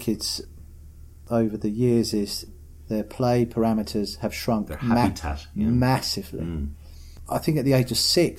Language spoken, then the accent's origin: English; East of England, United Kingdom; I had a really happy childhood. I grew up on a housing estate called Molsham Lodge.